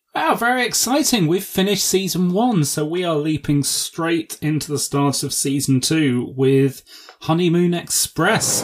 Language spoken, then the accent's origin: English; England, United Kingdom; That's how we say it in England